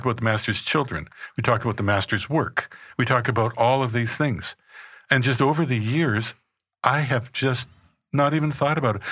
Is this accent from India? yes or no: no; Regina, Saskatchewan, Canada; I was born in Regina, Saskatchewan, in Canada